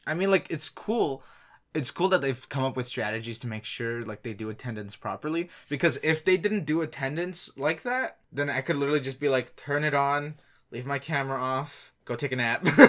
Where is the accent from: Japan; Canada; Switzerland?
Canada; Ontario; I'm Canadian